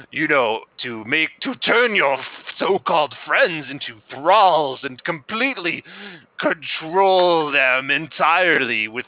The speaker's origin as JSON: {"language": "English", "country": "Canada", "said": "I'm from Canada"}